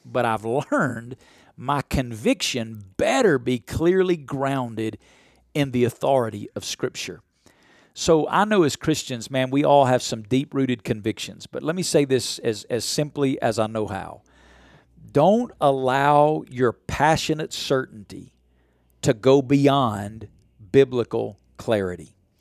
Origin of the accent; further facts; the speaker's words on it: the Bible Belt, United States; I grew up in the Bible Belt